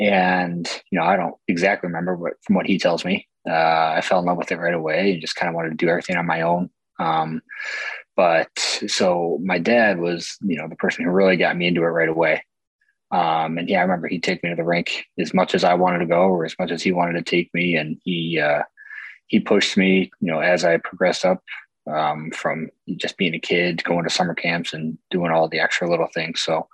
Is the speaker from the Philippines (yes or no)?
no; Buffalo, New York, United States; my hometown in Buffalo here